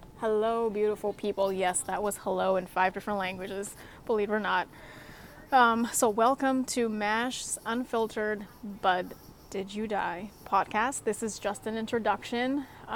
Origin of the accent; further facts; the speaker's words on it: Singapore; now in Alaska, United States; Coming from Singapore, yes, I'm from Singapore.